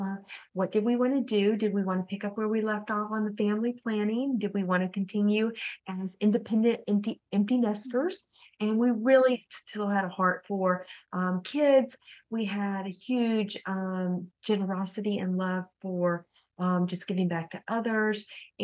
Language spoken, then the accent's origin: English; Texas, United States; also born or lived in East Coast / Oklahoma; now in Minnesota, United States; I'm from the East Coast, but also ended up in Texas for high school and college. So I really say I'm from Texas because that's the state I lived in the longest for my period of my whole life.